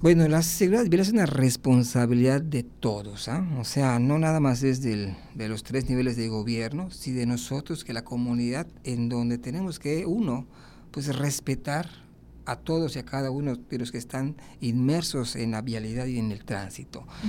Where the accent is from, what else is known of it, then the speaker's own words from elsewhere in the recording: Yucatán, Mexico; moved away as an adult; also born or lived in Monterrey, Nuevo León; now in Mérida, Mexico; yo creo que todos los yucatecos